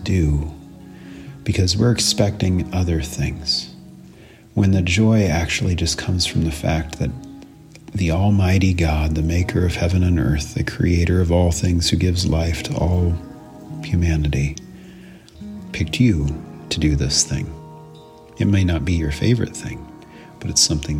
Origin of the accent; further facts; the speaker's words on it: Central Coast, California, United States; moved away as an adult; also born or lived in northern Minnesota; I'm originally from California, grew up on the Central Coast, surfing, scuba diving, beach every day